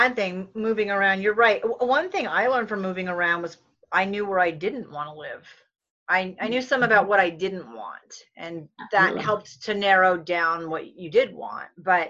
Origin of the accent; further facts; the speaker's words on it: East Coast, United States; and we're also both from the East Coast.